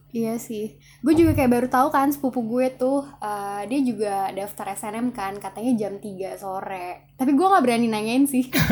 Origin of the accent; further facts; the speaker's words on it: Jakarta, Indonesia; asal gue dari Jakarta